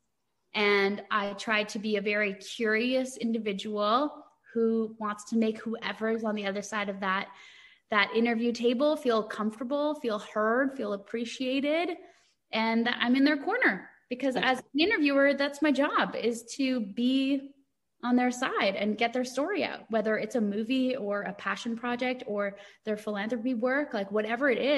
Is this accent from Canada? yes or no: yes; Canada; as a Canadian